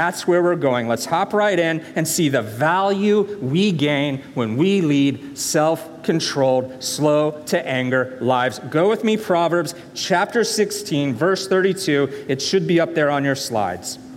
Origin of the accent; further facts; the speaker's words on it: the South, United States; moved away; I am from the South